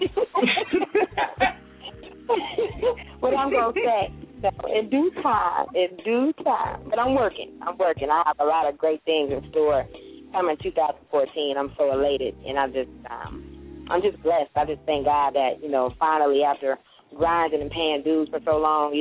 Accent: Ohio, United States; moved away as an adult; now in Atlanta, United States; I'm from Ohio, but in 2011, I moved to Georgia to get Ear Candy off the ground.

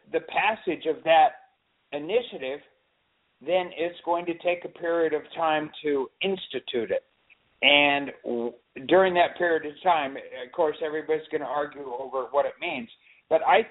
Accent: Olympia, Washington, United States; now in California, United States; I was born in Olympia, so I'm an official Washingtonian

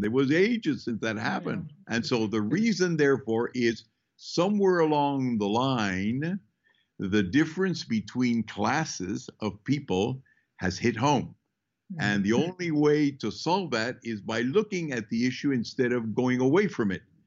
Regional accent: Peru; I was born in Peru. My family moved in from uh, basically the Basque part of uh, Spain hmm. 420 years ago.

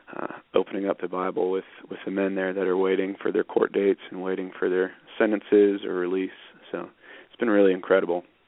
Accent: Northampton, Massachusetts, United States; moved away as an adult; also born or lived in Washington; now in Boone, United States; we uh moved to Northampton, Massachusetts when I was 3. Um Northampton's in western Massachusetts. It's a little college town where Smith College is and it's across the river from uh UMass and uh Amherst College. Um and grew up there.

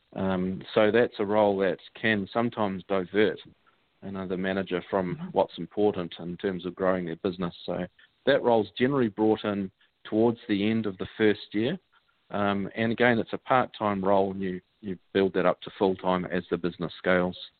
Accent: New Zealand; accent: Kiwi; I am from New Zealand, so you're listening to a pretty healthy Kiwi accent

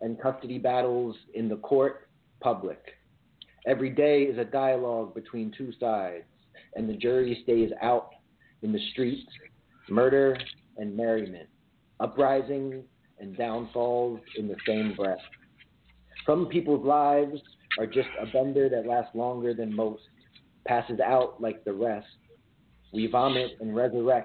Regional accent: Crofton, Maryland, United States; also born or lived in Boston; now in Washington, D.C., United States; So I was born here in D.C. I was raised out in Crofton, Maryland.

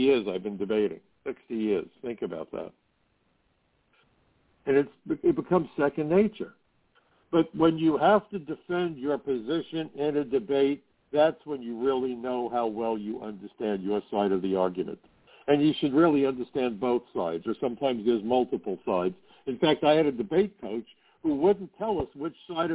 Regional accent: New York, United States; as a New Yorker

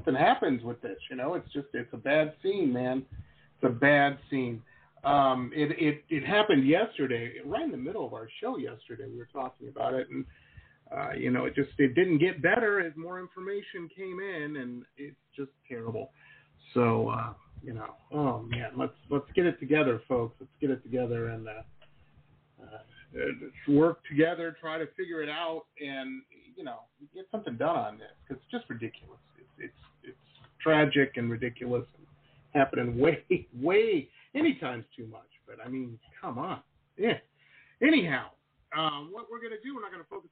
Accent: Detroit, Michigan, United States; moved away as an adult; also born or lived in Boston / West Coast; now in Florida, United States; I'm from Detroit

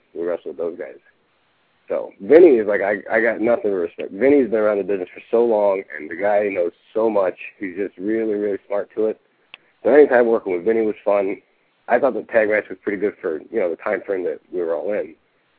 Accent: Chicago, Illinois, United States; I'm from Chicago.

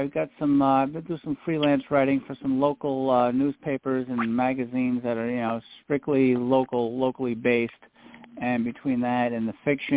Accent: Providence, Rhode Island, United States; also born or lived in North Providence, Rhode Island / Lincoln, Rhode Island / California; I was born in Providence, Rhode Island, and I haven't moved too much further away. I've lived in North Providence most of my life

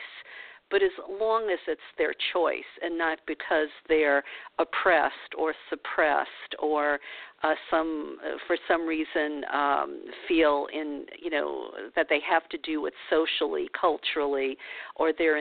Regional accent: the South, United States; moved away; growing up in the South

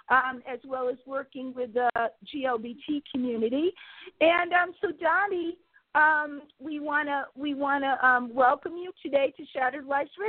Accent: Connecticut, United States; I am from Connecticut

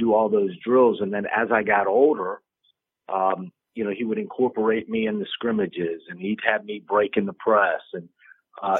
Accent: Miami, Florida, United States; growing up in Miami in junior high school

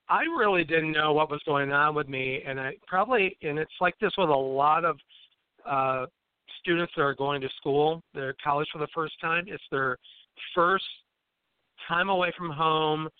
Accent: Imlay City, Michigan, United States; I grew up in Emily City, Michigan, which is in, all the Michiganers hold their hand up, you know, like it's a mitt. So I was in the Thumb area.

